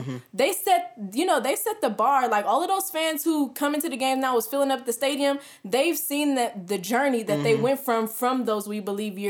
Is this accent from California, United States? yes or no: yes; Oakland, California, United States; The thing is, it's like I grew up in East Oakland. I grew up. Right, like maybe 5, maybe 10 minutes away, probably not even that far. The arena is technically in the 60s. I lived in the 80s, so it's not, it's really not far